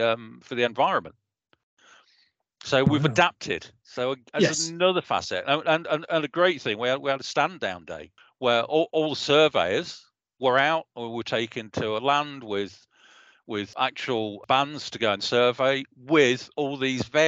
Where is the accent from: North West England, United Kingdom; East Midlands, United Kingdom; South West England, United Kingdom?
East Midlands, United Kingdom; Leicester; my hometown of Leicester